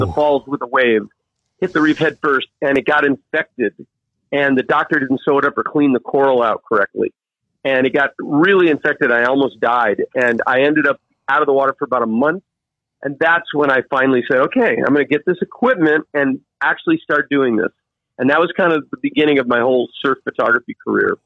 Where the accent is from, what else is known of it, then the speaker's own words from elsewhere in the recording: United States; moved away as an adult; also born or lived in Virginia Beach, Virginia / Cape Hatteras, North Carolina; now in North Shore, Oahu, Hawaii, United States; grew up surfing Virginia Beach, Cape Hatteras area